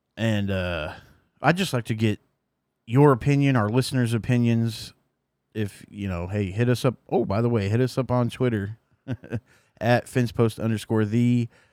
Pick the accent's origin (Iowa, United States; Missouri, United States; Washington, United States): Missouri, United States; I'm from Missouri